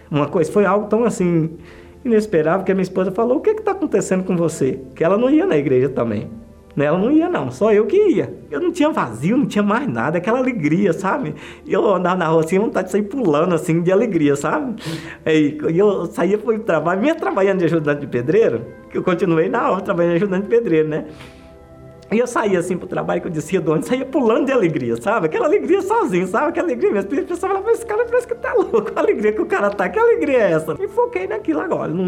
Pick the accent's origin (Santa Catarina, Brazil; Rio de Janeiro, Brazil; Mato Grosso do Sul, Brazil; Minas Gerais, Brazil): Minas Gerais, Brazil; now in São Paulo, Brazil; quando eu vim do norte de Minas para São Paulo, eu tinha uma namorada